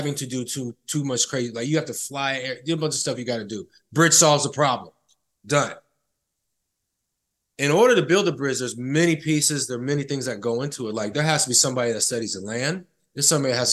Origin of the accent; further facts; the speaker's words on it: Sacramento, California, United States; the barbershop I go to that I grew up with here in Sacramento